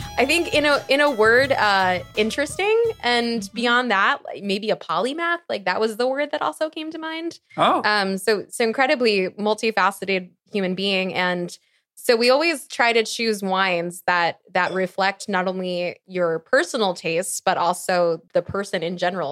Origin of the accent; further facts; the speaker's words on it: outside of Philadelphia, Pennsylvania, United States; I grew up outside of Philadelphia.